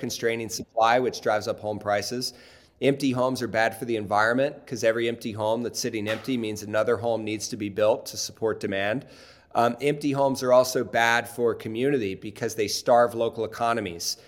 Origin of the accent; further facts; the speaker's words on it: Cincinnati, Ohio, United States; I grew up in in Cincinnati, Ohio